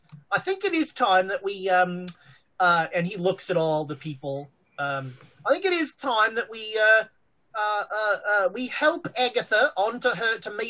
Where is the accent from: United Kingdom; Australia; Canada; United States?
Australia